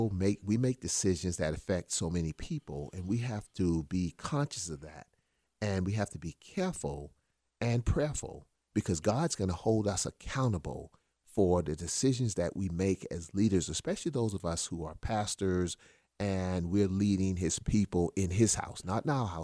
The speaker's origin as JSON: {"language": "English", "region": "South Carolina", "country": "United States", "said": "because South Carolina is real good at this, and I came from South Carolina, trust me"}